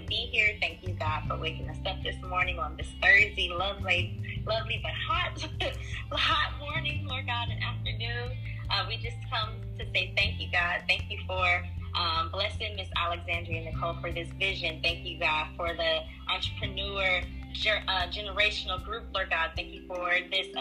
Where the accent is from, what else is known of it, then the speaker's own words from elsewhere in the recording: Kenya; I am Kenyan